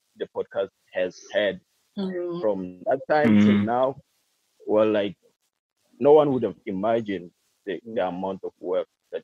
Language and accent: English; China; English is a second language; because I come from China, but at the moment I can't talk about